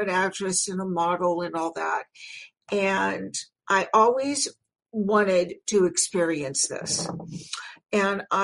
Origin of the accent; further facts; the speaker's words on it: Los Angeles, California, United States; I'm from Los Angeles. I'm a native, second generation